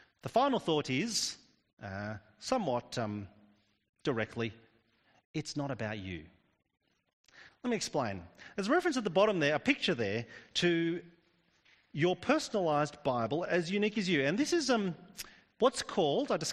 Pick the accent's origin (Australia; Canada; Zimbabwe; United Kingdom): Australia; I'm actually Australian. We Australians, with our convict heritage